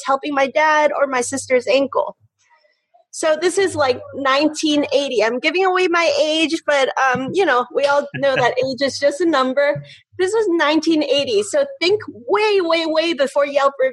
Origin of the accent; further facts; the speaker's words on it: Hong Kong; moved away; I grew up in Hong Kong